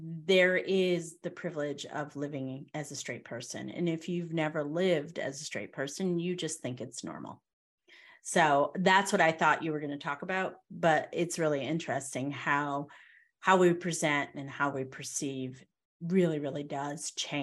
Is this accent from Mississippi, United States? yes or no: no; Connecticut, United States; moved away as an adult; now in the South, United States; I'm in the South now versus being in Connecticut. We're both from Connecticut.